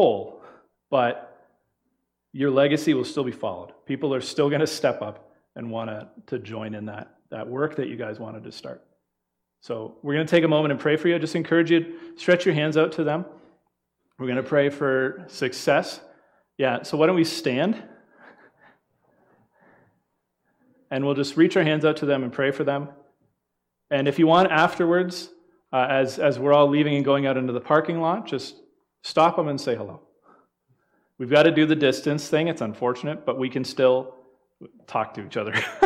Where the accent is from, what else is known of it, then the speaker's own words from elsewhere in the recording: London, Ontario, Canada; Us Ontario people